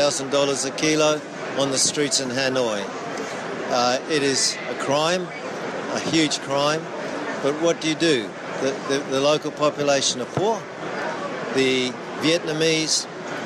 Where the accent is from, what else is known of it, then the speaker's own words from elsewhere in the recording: Kenya; now in Australia; I'm a Kenyan, an African originally, but I live in Australia now